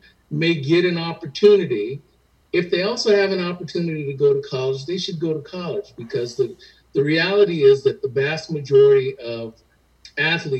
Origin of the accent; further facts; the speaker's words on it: San Diego, California, United States; I grew up in San Diego